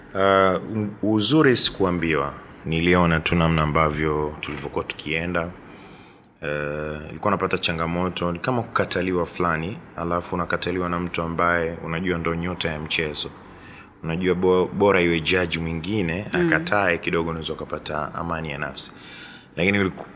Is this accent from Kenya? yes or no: no; Dar es Salaam, Tanzania; dar es salaam tu nimeishi imezaliwa hapa nimeishi maisha yangu yote